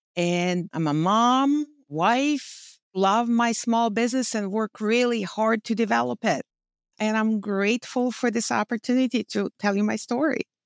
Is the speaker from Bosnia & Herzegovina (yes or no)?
yes; Bosnia & Herzegovina; English is a second language; moved away as an adult; also born or lived in New Jersey; now in United States; I came here to this country and I spoke zero English. I had college education from home. I had great job in banking.